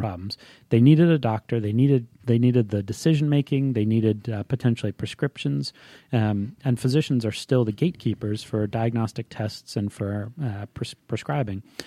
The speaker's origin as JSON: {"language": "English", "region": "Hawaii", "country": "United States", "tie": "born or raised there", "moved": "as an adult", "lives_now": "Atlanta, United States", "said": "I was, uh, born and raised in Hawaii, um, and, uh, from the time I was about six months old until I left for college."}